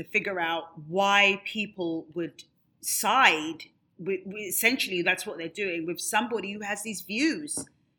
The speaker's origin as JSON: {"language": "English", "country": "United Kingdom", "moved": "as an adult", "lives_now": "United States", "said": "Obviously, I'm not American. I've lived here for 20 years. I consider this in my adopted home."}